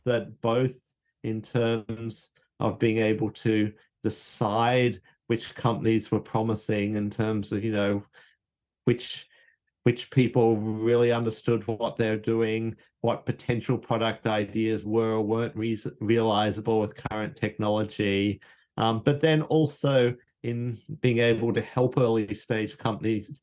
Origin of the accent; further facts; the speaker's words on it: Australia; moved away; Me and Anthony, we're Australian.